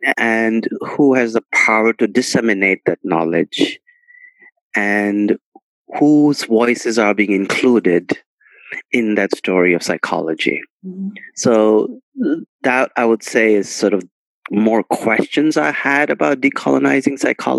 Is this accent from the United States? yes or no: no; India; what I was experiencing in my cultural space and cultural life of growing up in India.